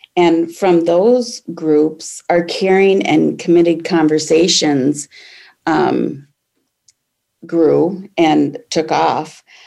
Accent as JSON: {"language": "English", "town": "Aurora", "region": "Minnesota", "country": "United States", "tie": "born or raised there", "also_born_or_lived": "Jordan, Minnesota", "said": "I grew up in Aurora, Minnesota, which is a small Iron Range town in northern Minnesota"}